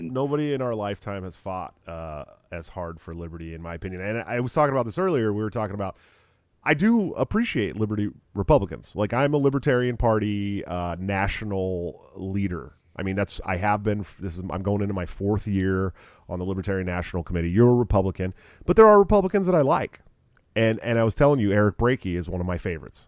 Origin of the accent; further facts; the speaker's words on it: California, United States; moved away as an adult; also born or lived in Oregon / Southern Washington; I'm from California